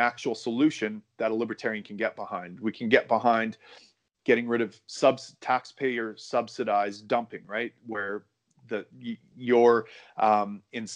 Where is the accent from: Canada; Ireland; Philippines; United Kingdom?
Canada